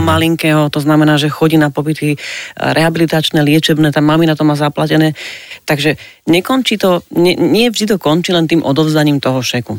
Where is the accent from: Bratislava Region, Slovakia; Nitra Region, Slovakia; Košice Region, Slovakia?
Bratislava Region, Slovakia; Bratislava; also born or lived in Podkylava; ja som z Bratislavy, že akože naozaj k babičke sme chodili električkou